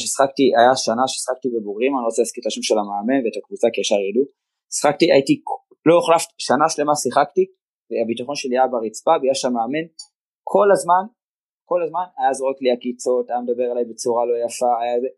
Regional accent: Givatayim, Tel Aviv District, Israel; אני תושב העיר גבעתיים ואיצטדיון המכתש היה ליד הבית שלי, מי שמכיר, המגרש המיתולוגי של הפועל רמת גן, שם גדלתי

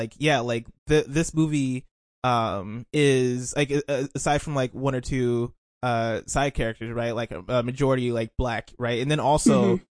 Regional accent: United States; also born or lived in Nigeria; I'm Nigerian American, so I'm first generation American. My family's Nigerian. I lived in Nigeria for 2 years, growing up from like 11 to 13.

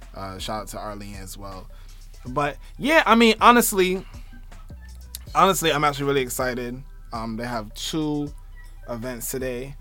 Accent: New York City, New York, United States; also born or lived in Barbados; I'm from Brooklyn. I'm a Brooklyn nigga

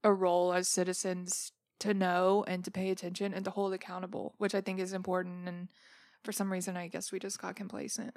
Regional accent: Memphis, Tennessee, United States; growing up in Memphis

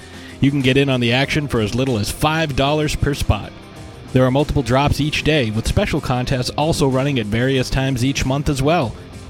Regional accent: Saskatoon, Saskatchewan, Canada; I'm from Saskatoon.

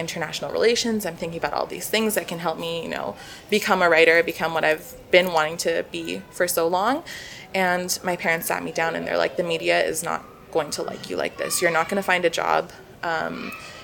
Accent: Calgary, Alberta, Canada; I am born and raised in Calgary

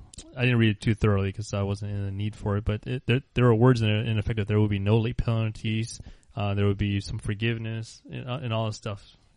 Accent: Florida, United States; I'm like, oh, I'm from Florida. I don't say that. I say I'm from the United States.

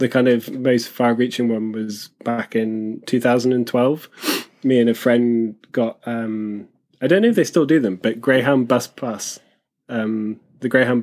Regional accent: London, United Kingdom; accent: Southern; now in Liverpool, United Kingdom; I grew up in London and kind of moved around a bit

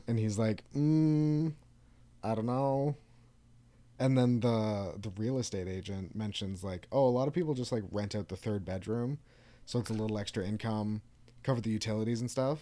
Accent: Canada; We're Canadian.

